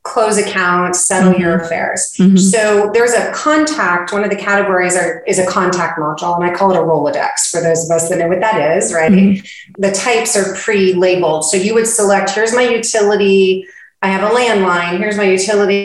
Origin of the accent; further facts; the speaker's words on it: West Coast, United States; now in Texas, United States; I'm from the West Coast